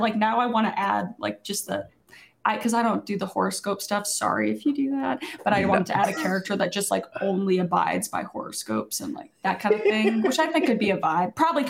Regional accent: Canada; Yes, I'm from the Canadians, yes.

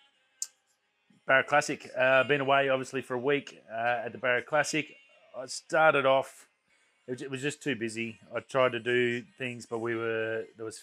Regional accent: Australia; It's a lot of gratitude on my behalf of being Australian in this lucky country

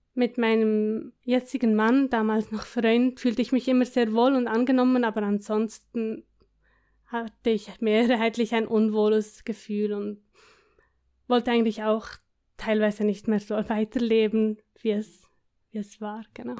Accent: between Bern and Biel, Switzerland; Ich komme, wie man hört, aus der Schweiz. Aus der Schweiz, ja.

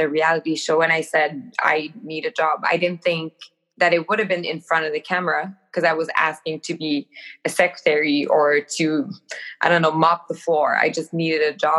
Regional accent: Rivière-du-Loup, Quebec, Canada; I started working in a clothing store back in my hometown in Rivière-du-Loup

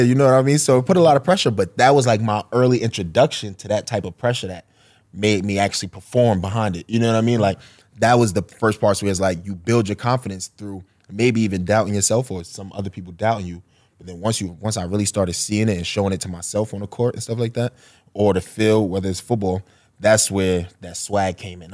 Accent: New York City, New York, United States; I, I grew up on Marcy Ave

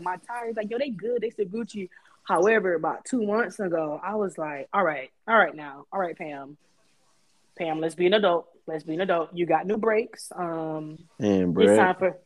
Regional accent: Miami, Florida, United States; moved away; also born or lived in Japan; I'm from Miami

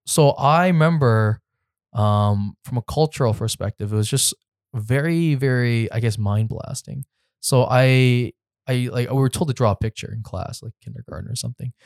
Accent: Richmond Hill, Ontario, Canada; now in Toronto, Canada; I grew up in Richmond Hill, so I grew up in a bubble

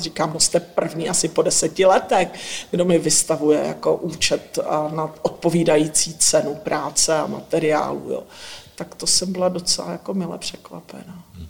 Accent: Northern Moravia, Czechia; pocházím ze Severní Moravy

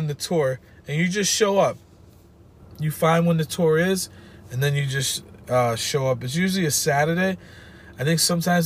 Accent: Connecticut, United States; We're like, from Connecticut

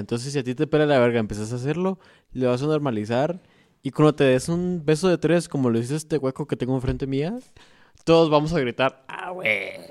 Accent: Guatemala; nosotros como guatemaltecos

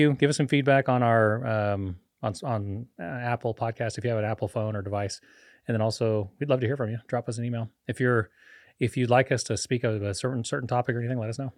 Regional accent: Costa Rica; moved away as an adult; I grew up in Costa Rica, lived there almost thirty, uh, thirty years of my life

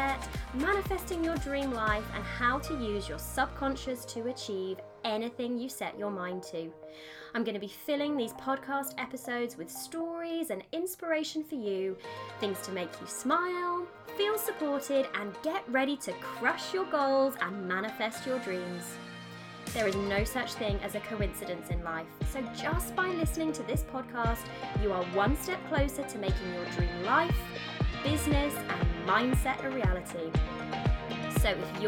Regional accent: United Kingdom; I'm British, I live in the UK

